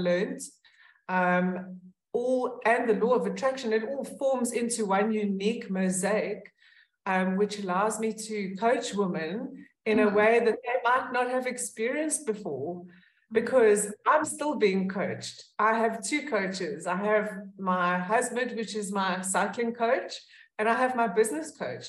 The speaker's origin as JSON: {"language": "English", "town": "Pretoria", "region": "Gauteng", "country": "South Africa", "tie": "born or raised there", "said": "I grew up in Pretoria, and I still live in Pretoria"}